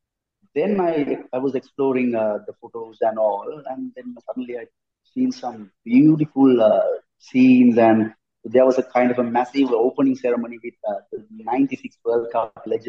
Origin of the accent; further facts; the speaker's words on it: Sri Lanka; also born or lived in Australia; So it's very tiny, small country, you know, Sri Lanka